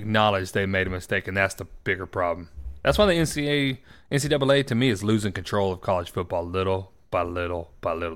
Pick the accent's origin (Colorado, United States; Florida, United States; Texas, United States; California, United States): Florida, United States; Panama City Beach; my hometown of P C B